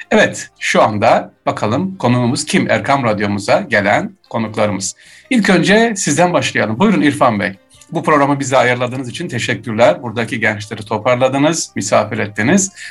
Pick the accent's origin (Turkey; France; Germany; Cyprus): Germany; Evet. Burada doğup büyüdük. Burada okula gittik. Mesleğimizi yaptık. Burada devam ediyoruz.